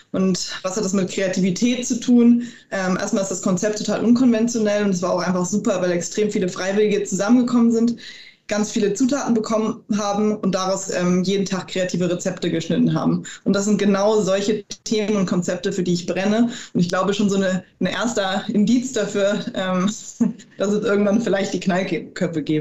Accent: Hamburg, Germany; Ich bin ähm, gebürtige Hamburgerin. Ähm, bin also in Hamburg aufgewachsen, dort zur Schule gegangen

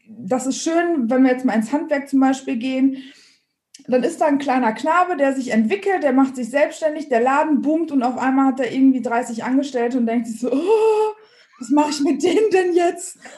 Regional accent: Dortmund, North Rhine-Westphalia, Germany; komme ursprünglich aus dem Ruhrgebiet, bin also ein Dortmunder Mädchen und habe dementsprechend.

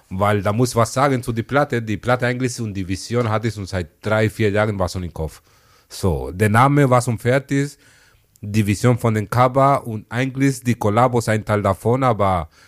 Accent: Malabo, Bioko Norte, Equatorial Guinea; meine, meine Wurzeln kommen aus Äquatorial Guinea. Genau, ich bin in Malabo groß geworden.

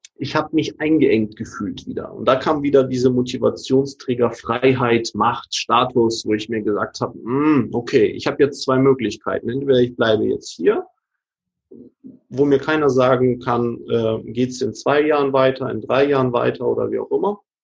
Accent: Hamburg, Germany; ich komme ja aus Hamburg

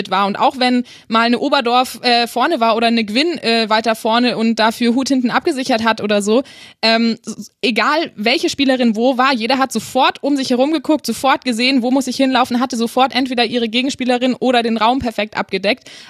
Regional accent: Austria; wenn ich das als Österreicher so sagen darf.

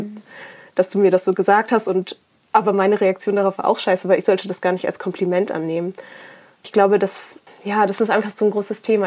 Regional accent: Ruhr area, North Rhine-Westphalia, Germany; ich bin aber in, so born and bred im Ruhrpott.

